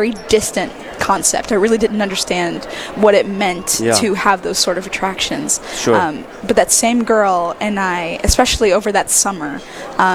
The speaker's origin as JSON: {"language": "English", "town": "Mobile", "region": "Alabama", "country": "United States", "tie": "born or raised there", "said": "I'm born and raised in Mobile, Alabama. I still live there with my family."}